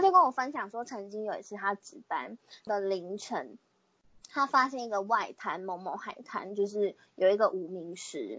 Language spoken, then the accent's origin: Chinese; Pingtung County, Taiwan; 我就是屏东人